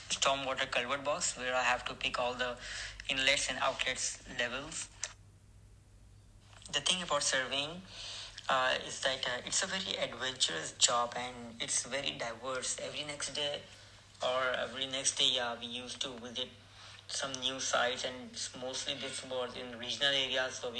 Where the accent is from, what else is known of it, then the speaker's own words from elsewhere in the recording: Saudi Arabia; also born or lived in Pakistan; because of my second name so I'm originally from Pakistan, but I brought up and raised in Saudi Arabia because of my family.